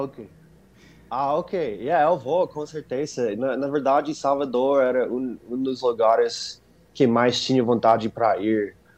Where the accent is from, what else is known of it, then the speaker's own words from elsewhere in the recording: Arizona, United States; Portuguese is a second language; aqui no Arizona tem muitos latinos